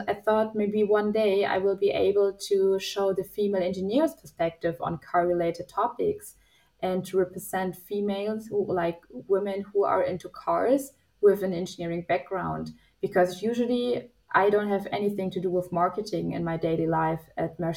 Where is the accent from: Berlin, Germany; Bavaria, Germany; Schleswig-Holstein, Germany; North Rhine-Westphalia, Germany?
Bavaria, Germany; Nuremberg; my hometown in Nuremberg.